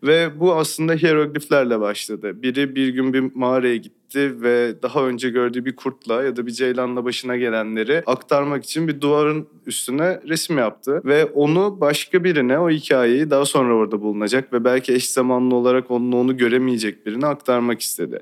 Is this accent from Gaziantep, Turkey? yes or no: no; İzmir, Turkey; Ben İzmir'de doğdum, büyüdüm